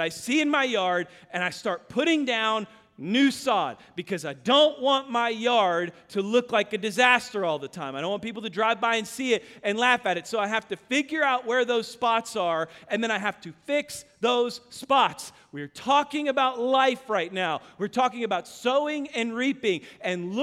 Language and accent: English; Kansas, United States; now in Texas, United States; I grew up in Kansas.